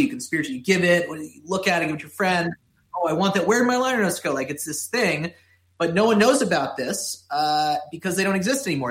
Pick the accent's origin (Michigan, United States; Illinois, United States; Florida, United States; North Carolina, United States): Florida, United States; Miami; growing up in Miami